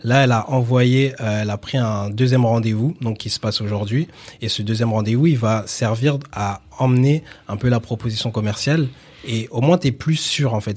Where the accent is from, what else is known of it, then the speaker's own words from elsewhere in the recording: Villiers-le-Bel, Île-de-France, France; also born or lived in Sarcelles / Garges-lès-Gonesse / Saint-Denis; j'ai grandi à Villiers-le-Bel